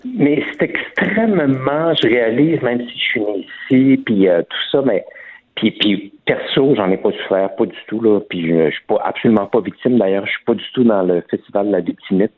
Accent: Quebec, Canada; je suis né au Québec, de parents français, donc euh, j'ai pas l'accent français

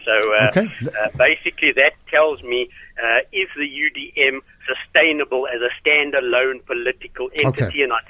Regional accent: Eastern Cape, South Africa; also born or lived in Stutterheim, South Africa; now in Johannesburg, South Africa; I'm formerly from the Eastern Cape. I lived in Staterheim for quite a while. Now I'm living in Joburg

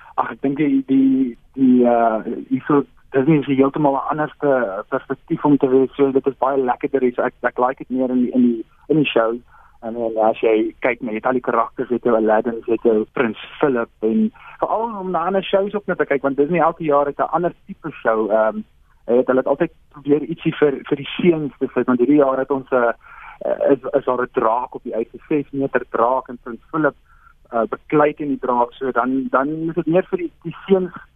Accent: South Africa; ons as Suid-Afrikaners

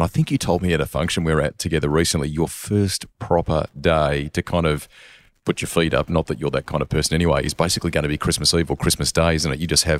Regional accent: Australia; now in New Zealand; I'm an Aussie boy originally

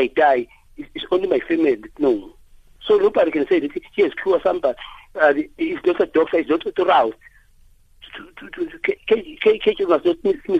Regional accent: South Africa; I'm a South African because I speak isiZulu.

